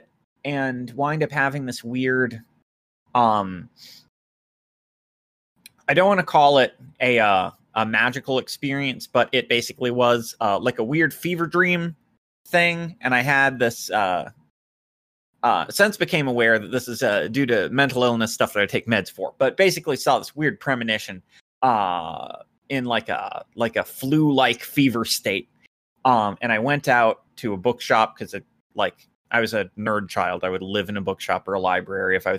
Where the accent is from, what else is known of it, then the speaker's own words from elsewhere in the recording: United States; I'm American